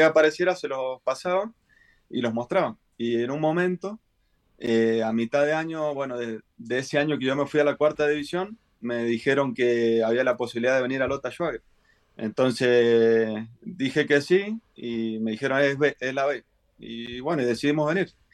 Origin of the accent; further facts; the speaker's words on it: Mendoza, Argentina; moved away as an adult; now in Chile; yo soy de Mendoza, Argentina, y hice inferiores, bueno, en varios equipos de ahí.